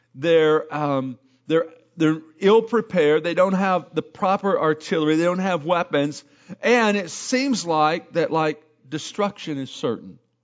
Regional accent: Arkansas, United States; moved away; I'm from Arkansas

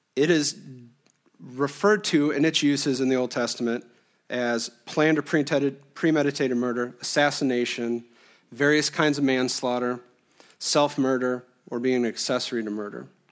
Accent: Illinois, United States; moved away as an adult; now in Iowa, United States; I was born and raised in Illinois, a Quad City kid my whole life

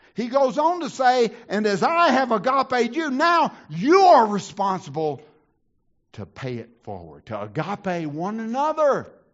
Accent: the South, United States; I grew up in the South.

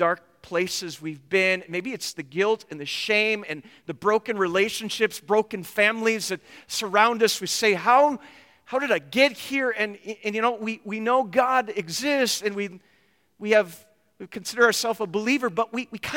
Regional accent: Minnesota, United States; I grew up in Minnesota

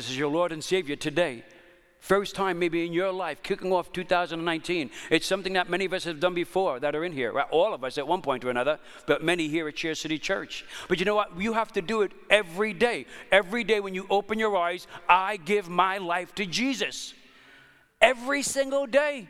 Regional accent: New York City, New York, United States; I grew up in New York City. It's a crazy kind of, when I grew up in there in Italian Bensonhurst

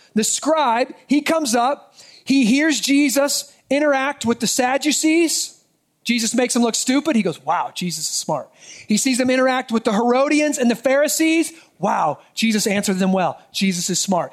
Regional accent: United States; as American citizens

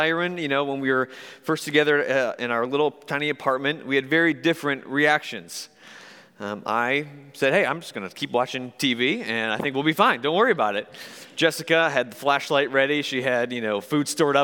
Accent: Michigan, United States; I grew up in Michigan

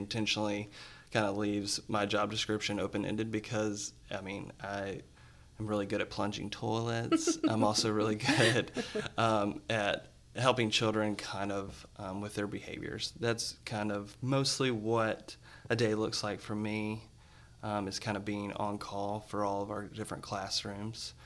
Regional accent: West Tennessee, United States; moved away as an adult; now in Nashville, United States; I'm from West Tennessee. Moved to Nashville 15 years ago to come to Lipscomb

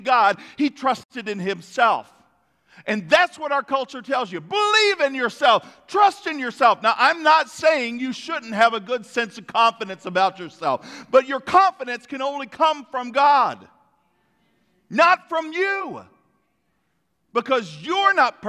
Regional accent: United States; We, as an American people

